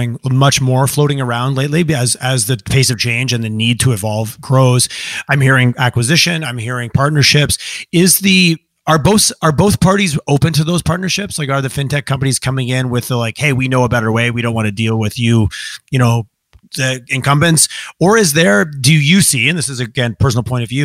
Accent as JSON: {"language": "English", "country": "Canada", "said": "as a Canadian who is a customer of the big banks"}